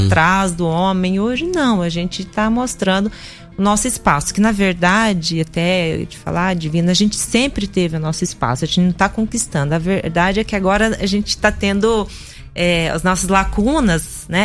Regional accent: Ponta Grossa, Paraná, Brazil; first language Russian; Portuguese is a second language; now in Rio Verde, Brazil; eu nasci no Brasil, em Ponta Grossa, Paraná, eu sou brasileira tenho a descendência russa. Eu falo em russo

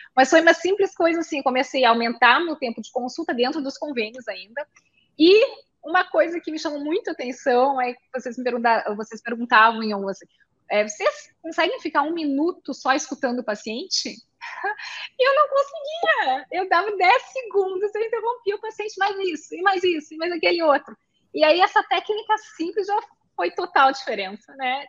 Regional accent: Porto Alegre, Rio Grande do Sul, Brazil; now in Passo Fundo, Brazil; eu sou gaúcha de Porto Alegre

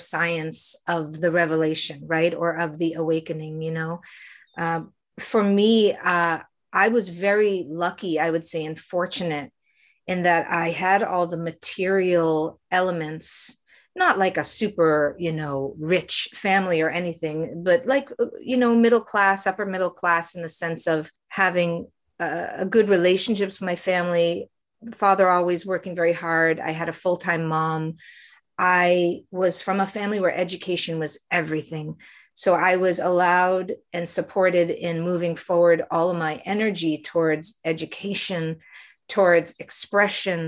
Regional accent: Framingham, Massachusetts, United States; moved away as an adult; also born or lived in New York / Los Angeles; I was raised in Framingham, Massachusetts

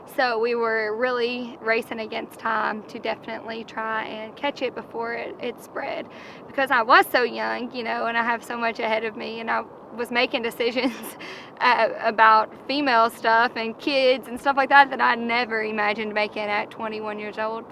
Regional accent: Campbellsville, Kentucky, United States; also born or lived in Lexington, Kentucky; I'm from Campbellsville, Kentucky.

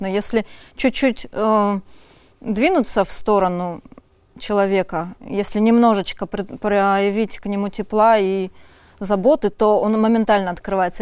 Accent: Omsk, Omsk Oblast, Russia; я из Омска

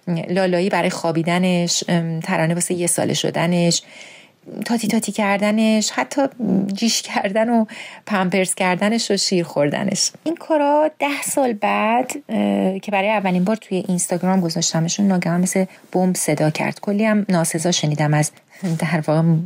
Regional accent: Iran; moved away as an adult; حالا که بیرون از ایرانم

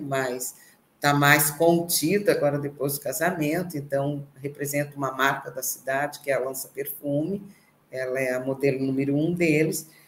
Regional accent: Criciúma, Santa Catarina, Brazil; Nasci em Criciúma, né? Numa vila operária

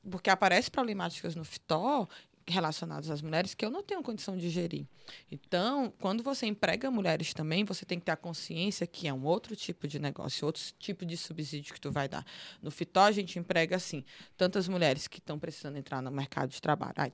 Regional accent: Northeast Region, Brazil; Eu não posso falar sobre racismo, eu sou mulher branca, eu sou nordestina, eu só posso falar como eu recebo a xenofobia

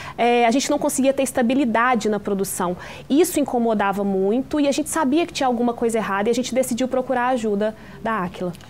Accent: interior of Minas Gerais, Brazil; a gente é do interior de Minas

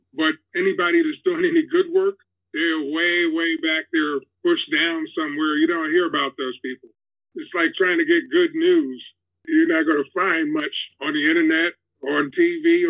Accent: New York, United States; I'm from New York, yes. From Harlem

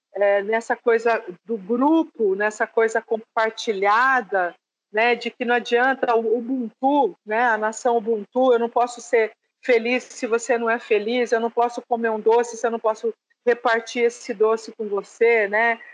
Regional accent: Presidente Prudente, São Paulo, Brazil; also born or lived in interior of Bahia; now in Indaiatuba, Brazil; Porque eu cresci em Presidente Prudente, uma cidade de alta incidência de colônia japonesa

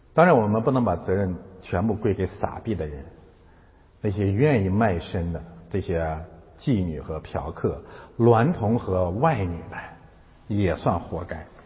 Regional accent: China; 我们中国人

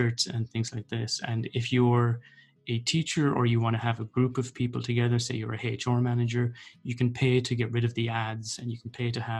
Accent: North Roscommon, Connacht, Ireland; moved away as an adult; also born or lived in Dublin; now in Galway, Ireland; I'm originally from North Roscommon

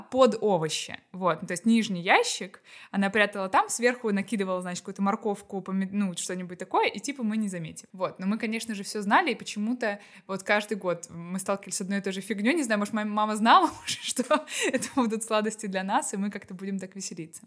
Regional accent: Astrakhan, Astrakhan Oblast, Russia; я из Астрахани, и там все очень плохо с хвойными деревьями

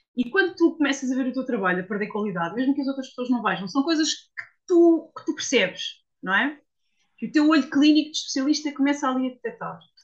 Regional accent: Portugal; also born or lived in Switzerland; achei que estava na altura de regressar a Portugal

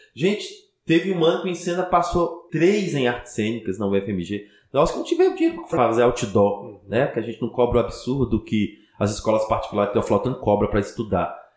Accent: Teófilo Otoni, Minas Gerais, Brazil; also born or lived in Belo Horizonte; eu sou de Teoflotone

